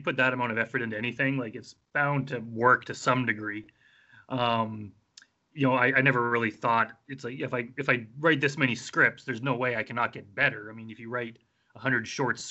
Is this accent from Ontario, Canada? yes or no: no; Wetaskiwin, Alberta, Canada; now in Edmonton, Canada; I grew up in Wetaskiwin, which is a small town. Edmonton's a pretty big city, but yeah, that's where I'm based now